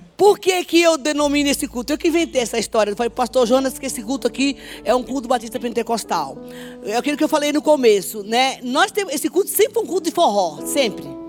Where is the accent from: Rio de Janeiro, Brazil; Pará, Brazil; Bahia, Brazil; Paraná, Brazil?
Bahia, Brazil; Sou baiana